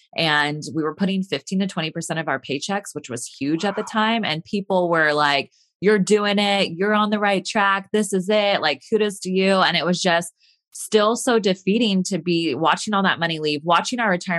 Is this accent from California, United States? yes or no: yes; California, United States; So I am from Northern California.